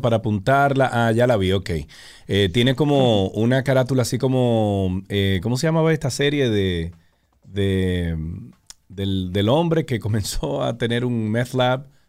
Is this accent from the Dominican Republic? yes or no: yes; Dominican Republic